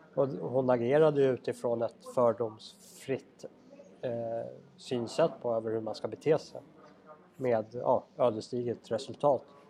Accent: Sweden; vi andra övriga svenskar

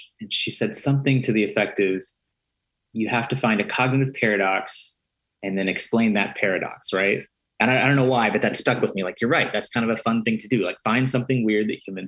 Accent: Slaughterville, Oklahoma, United States; moved away as an adult; now in Chicago, United States; I grew up in Slaughterville, Oklahoma

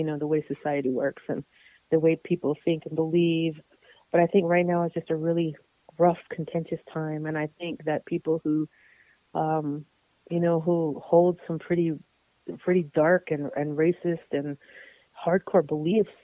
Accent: Tohatchi, New Mexico, United States; also born or lived in Santa Fe, New Mexico / Albuquerque, New Mexico; I grew up on the reservation, kind of in between Tohatchi, New Mexico, and Santa Fe and Albuquerque, New Mexico. I kind of went back and forth. But I spent most of my childhood on the res

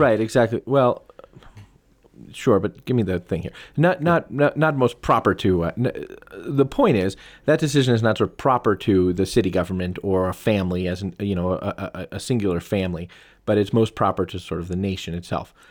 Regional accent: United States; I'm from America

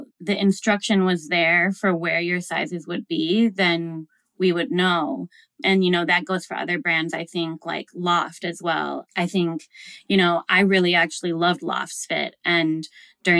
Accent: Minneapolis, Minnesota, United States; I'm from Minnesota. I'm from Minneapolis.

